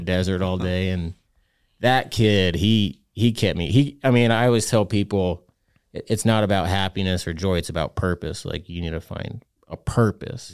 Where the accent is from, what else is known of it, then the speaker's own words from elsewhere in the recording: Utah, United States; I'm from Utah, so we have weird names for our kids